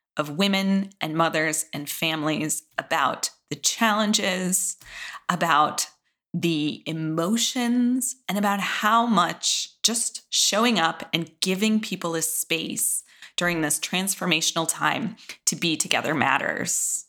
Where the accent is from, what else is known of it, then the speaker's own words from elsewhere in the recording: Midwest, United States; I was from the Midwest